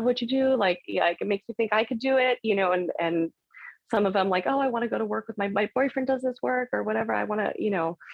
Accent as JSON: {"language": "English", "region": "California", "country": "United States", "said": "I'm from California"}